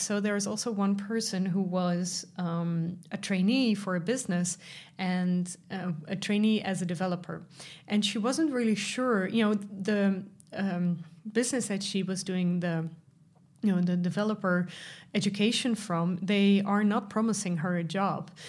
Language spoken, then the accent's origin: English; Netherlands; I'm from the Netherlands